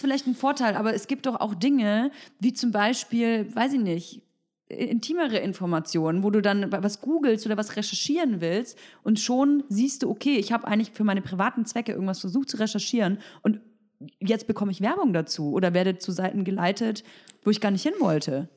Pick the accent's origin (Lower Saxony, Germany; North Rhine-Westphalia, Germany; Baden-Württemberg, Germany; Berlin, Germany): Berlin, Germany; ich komme aus Berlin